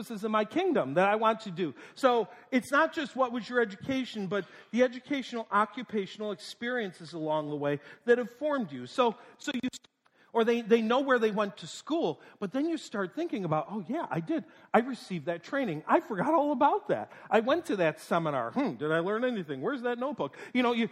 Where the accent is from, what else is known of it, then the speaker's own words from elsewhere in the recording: North Tonawanda, New York, United States; moved away; I was born in Western New York, North Tonawanda, New York, right between Buffalo and Niagara Falls.